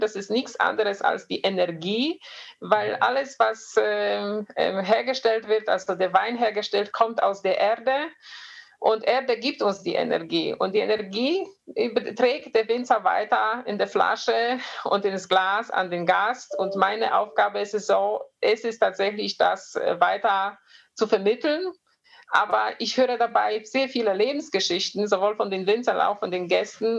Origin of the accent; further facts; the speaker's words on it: near Poznań, Greater Poland, Poland; German is a second language; moved away as an adult; now in Germany; Ich bin ähm, in, nicht weit von Posen. Wenn man so ein bisschen polnische ähm, Geografie kennt, äh, geboren, aufgewachsen.